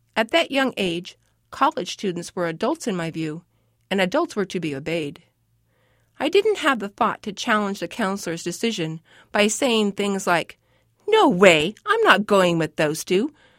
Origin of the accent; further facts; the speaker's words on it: Los Angeles, California, United States; As a child growing up in Hollywood